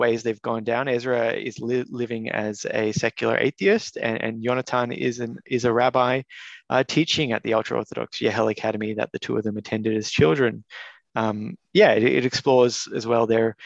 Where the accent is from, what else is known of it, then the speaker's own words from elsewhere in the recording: Melbourne, Victoria, Australia; also born or lived in Canberra; I grew up in Caulfield, an area which everyone referred to my entire life as the ghetto. I lived there until adulthood